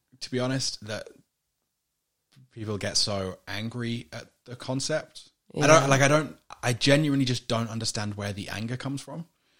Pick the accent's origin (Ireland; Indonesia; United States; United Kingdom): United Kingdom; moved away; From my home country, the UK